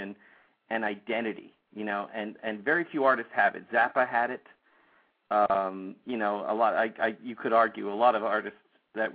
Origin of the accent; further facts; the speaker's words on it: Toronto, Ontario, Canada; moved away; I'm from Toronto, Canada, originally